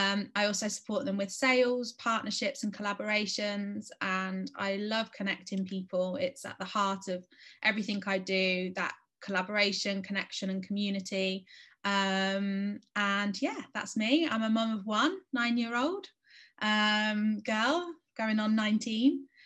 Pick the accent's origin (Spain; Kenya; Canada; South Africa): Spain; So I grew up in Spain, which was really difficult for me because I was the only English girl in my school